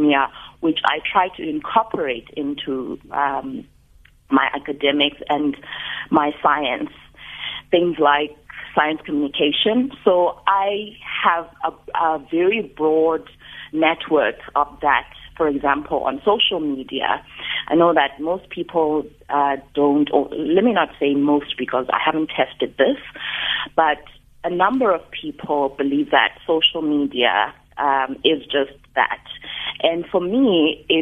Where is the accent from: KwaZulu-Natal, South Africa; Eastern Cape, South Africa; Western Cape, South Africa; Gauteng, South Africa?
Eastern Cape, South Africa; Mthatha; now in Cape Town, South Africa; I was born in Mthatha